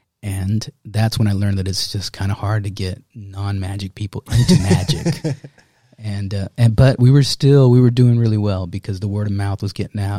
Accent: Dallas, Texas, United States; I grew up in Oak Cliff.

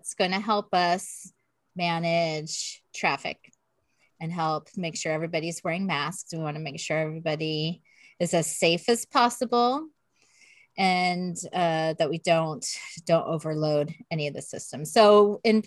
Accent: Southern California, United States; now in Northern California, United States; I grew up in Southern California

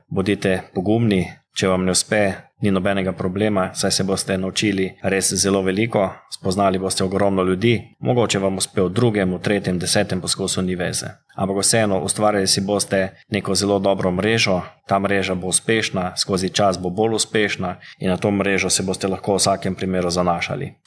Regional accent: Slovenia; Slovenci smo vedno bili narod podjetnikov

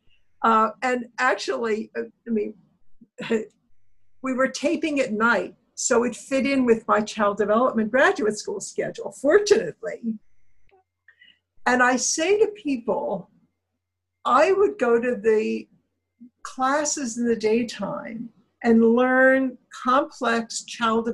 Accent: right outside of Pittsburgh, Pennsylvania, United States; I grew up right outside of Pittsburgh in a small mill town, a steel mill town

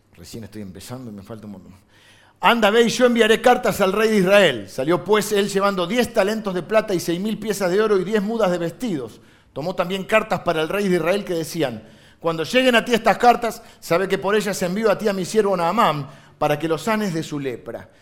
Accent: Argentina

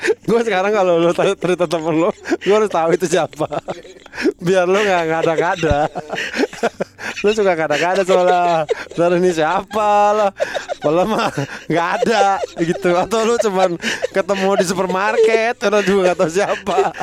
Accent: Indonesia; sebagai orang Indonesia

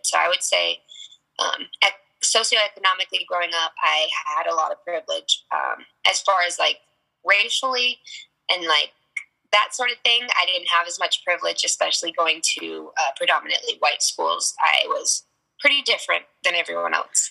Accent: Tucson, Arizona, United States; also born or lived in Sierra Vista, Arizona; I moved to Tucson when I was eight. Um, I grew up more on the north side of Tucson

